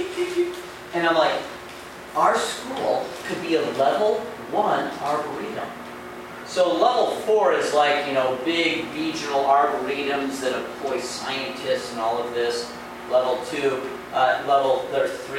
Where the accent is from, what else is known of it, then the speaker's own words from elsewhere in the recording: Chicago, Illinois, United States; I grew up in the Chicago area, moved away. I came back.